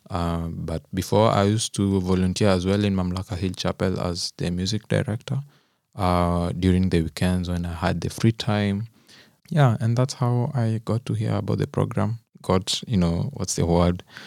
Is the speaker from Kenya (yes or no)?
yes; Kenya; moved away as an adult; now in Germany; I'm also a Kenyan